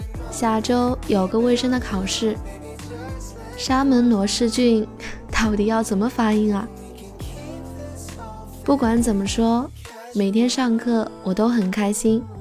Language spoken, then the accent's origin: Chinese; China; 自我介绍的时候，一听说我是中国人，巴基斯坦的人都上来和我握手。